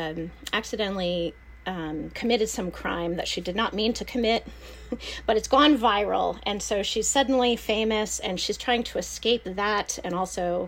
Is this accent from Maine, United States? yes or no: no; Pennsylvania, United States; also born or lived in North Carolina; now in Florida, United States; I come from Pennsylvania originally and then North Carolina